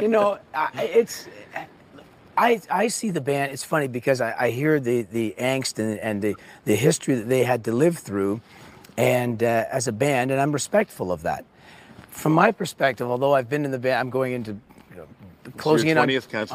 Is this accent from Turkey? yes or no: no; Canada; I'm Canadian